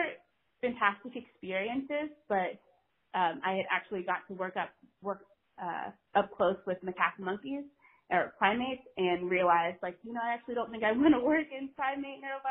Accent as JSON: {"language": "English", "region": "North Carolina", "country": "United States", "tie": "born or raised there", "also_born_or_lived": "Norfolk, Virginia / Maryland", "moved": "as an adult", "said": "I grew up in North Carolina"}